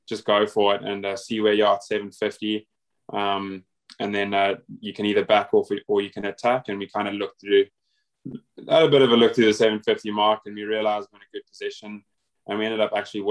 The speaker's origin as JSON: {"language": "English", "town": "Cape Town", "region": "Western Cape", "country": "South Africa", "tie": "born or raised there", "also_born_or_lived": "Durban, South Africa", "moved": "as an adult", "lives_now": "Australia", "said": "I'm from Cape Town originally, but I actually went to boarding school in Durban, KZN, or thereabouts"}